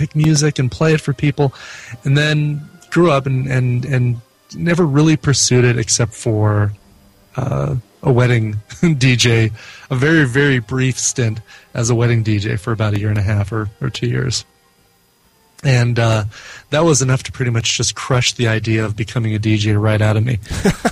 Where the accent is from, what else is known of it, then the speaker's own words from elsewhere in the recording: Arvada, Colorado, United States; also born or lived in Denver, Colorado; Grew up actually here in Colorado